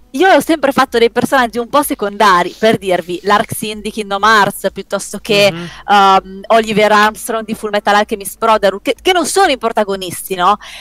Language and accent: Italian; Parma, Emilia-Romagna, Italy; io sono di Parma